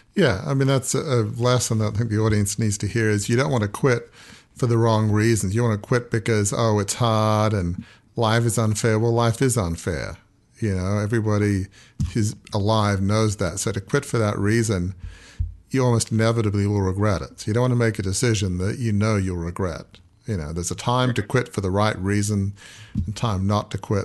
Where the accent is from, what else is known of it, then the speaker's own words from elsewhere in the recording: Australia; I grew up in Australia